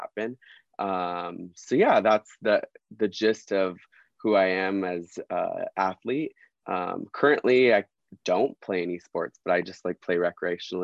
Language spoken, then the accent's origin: English; Southern California, United States; I'm from Southern California, born and raised, grew up 30 minutes from the beach for my whole life